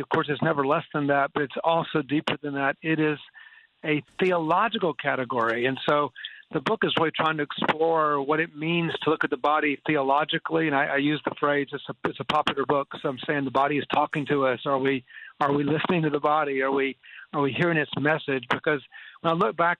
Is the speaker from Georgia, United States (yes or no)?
yes; Atlanta, Georgia, United States; moved away as an adult; also born or lived in Boston area / North India; I grew up in Atlanta, Georgia